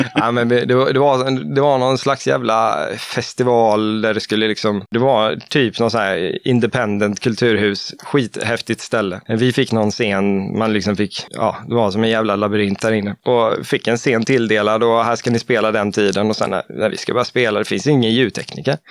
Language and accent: Swedish; Stockaryd, Jönköping County, Sweden; now in Eksjö, Sweden; vi vill trygga uppväxten för, för våra barn, så vi flyttar till Småland